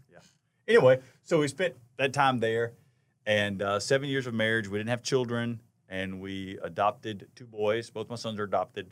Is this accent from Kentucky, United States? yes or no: no; Charlotte, North Carolina, United States; also born or lived in Spartanburg, South Carolina / Texas; I'm from Charlotte, native Charlotte-ian, grew up here.